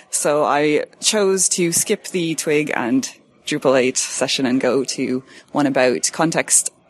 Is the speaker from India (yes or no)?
no; Canada; now in Ireland; Um, well, I'm born and raised in Canada, uh, moved to Ireland about 10 years ago, and uh, have called that my home since.